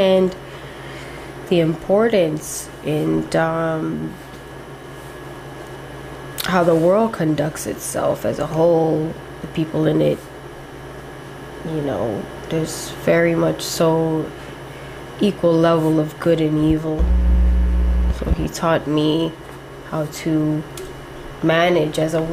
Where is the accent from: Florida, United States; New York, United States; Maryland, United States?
Florida, United States; Miami; also born or lived in Hialeah, Florida; Born and raised in Miami.